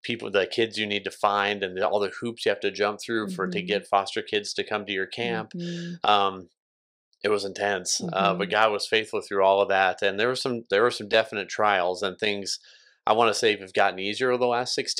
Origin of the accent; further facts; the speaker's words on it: Columbus, Nebraska, United States; also born or lived in Scottsbluff, Nebraska; I was born and raised here in Columbus